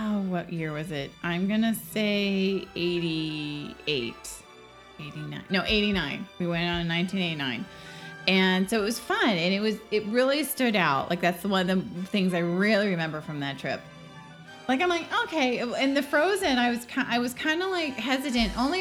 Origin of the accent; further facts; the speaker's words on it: California, United States; growing up in California, we did our high school